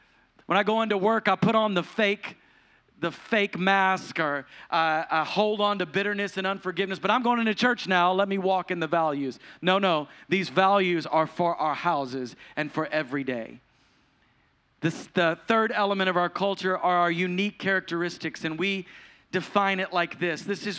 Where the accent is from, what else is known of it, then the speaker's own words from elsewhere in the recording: the South, United States; I grew up in the Pentecostal church, and this is the South, so it's the Pentecostal church.